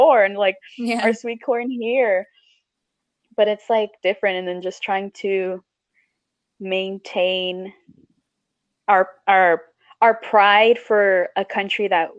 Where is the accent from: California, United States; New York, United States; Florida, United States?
Florida, United States; Miami; born or raised there; first language Spanish; English is a second language; also born or lived in Chile